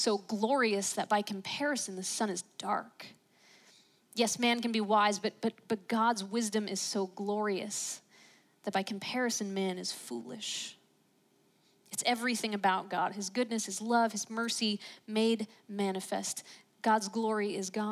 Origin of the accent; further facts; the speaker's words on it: Pittsburgh, Pennsylvania, United States; I grew up in Pittsburgh